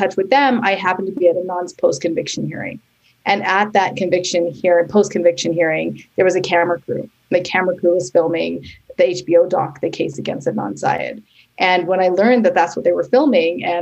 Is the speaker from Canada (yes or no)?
yes; Canada; now in New York City, United States; I am Canadian, and I now live in New York City with my husband and son